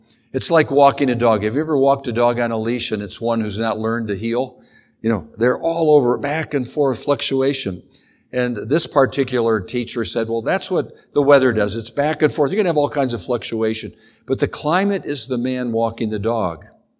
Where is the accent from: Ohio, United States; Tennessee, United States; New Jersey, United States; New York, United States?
Ohio, United States; But I do remember growing up in Northern Ohio, right by Lake Erie.